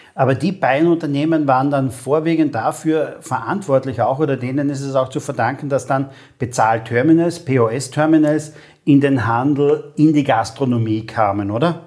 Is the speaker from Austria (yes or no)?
yes; St. Paul im Lavanttal, Carinthia, Austria; Ich bin geboren in St. Paul im Lavantal